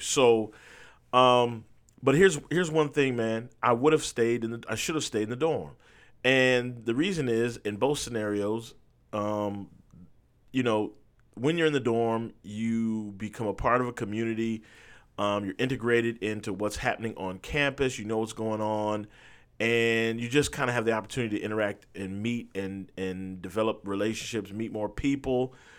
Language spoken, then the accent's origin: English; Berrien Springs, Michigan, United States; moved away; also born or lived in Huntsville, Alabama; I went to a school called Andrews University, which was located in my hometown.